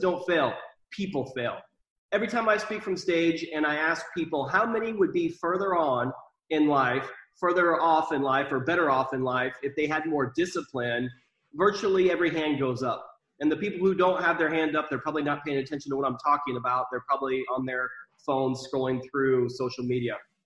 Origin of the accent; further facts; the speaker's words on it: Iowa, United States; moved away; also born or lived in Texas; I grew up in Iowa, kind of not the best environment with the family that I was a part of.